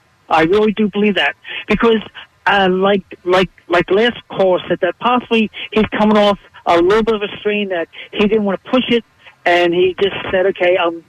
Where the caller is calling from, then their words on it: Bensalem, Pennsylvania, United States; Because I'm calling from Ben Salem.